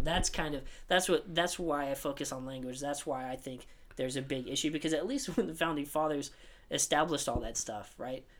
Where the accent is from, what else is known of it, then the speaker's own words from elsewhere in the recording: United States; an american citizen